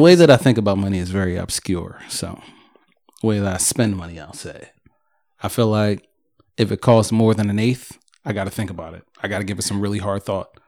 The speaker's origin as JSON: {"language": "English", "town": "Philadelphia", "region": "Pennsylvania", "country": "United States", "said": "I'm from Philly."}